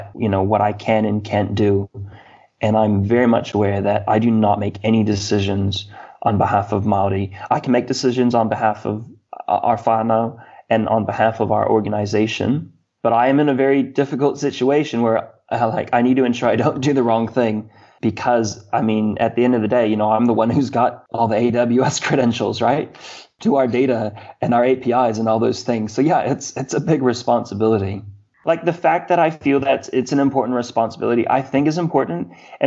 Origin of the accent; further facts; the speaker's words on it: Hawaii, United States; I am a Hawaiian and I have a kuleana. I have a responsibility to Hawaii.